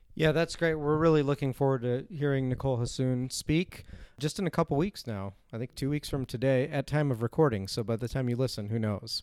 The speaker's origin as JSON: {"language": "English", "town": "Chicago", "region": "Illinois", "country": "United States", "moved": "yes", "lives_now": "South Dakota, United States", "said": "I'm originally from Chicago, Illinois"}